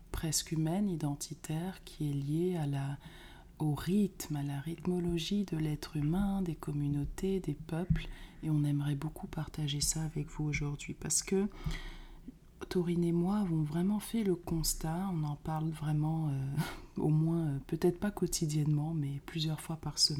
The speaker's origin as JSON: {"language": "French", "country": "Martinique", "tie": "born or raised there"}